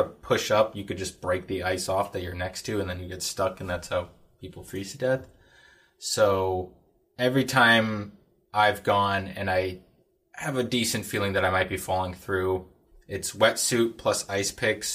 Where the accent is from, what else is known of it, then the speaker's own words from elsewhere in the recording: Anchorage, Alaska, United States; now in Fairbanks, United States; I grew up in Anchorage and then moved up to Fairbanks for school, and live and work up here.